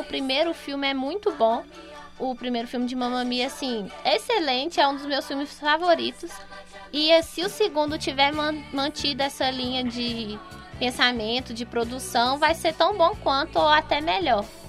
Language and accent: Portuguese; Brazil; a gente como brasileiro